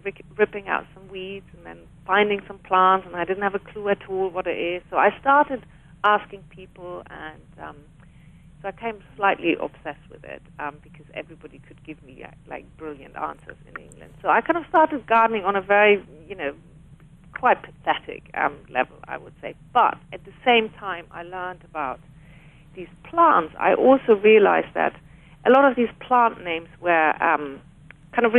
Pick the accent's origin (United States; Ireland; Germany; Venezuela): Germany; moved away as an adult; now in London, United Kingdom; I was brought up in Germany, and I moved to Britain in the mid-1990s